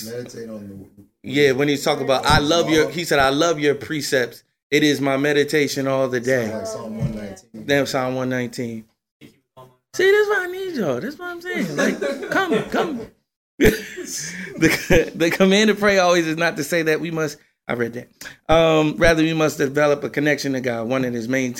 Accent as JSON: {"language": "English", "region": "New Jersey", "country": "United States", "said": "I'm from Jersey"}